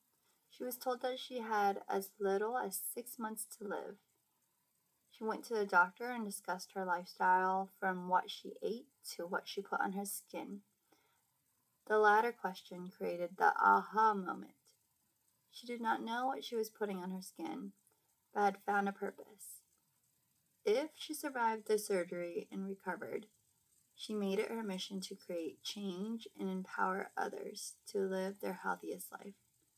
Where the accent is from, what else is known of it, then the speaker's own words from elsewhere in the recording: Seattle, Washington, United States; I grew up in Seattle, Washington